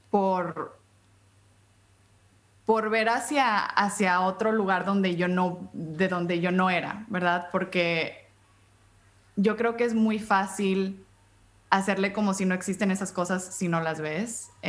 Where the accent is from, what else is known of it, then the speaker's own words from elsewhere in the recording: United States; born there; Este, nací en Estados Unidos, em, mis padres, mi padre es hondureño, mi madre es mexicana.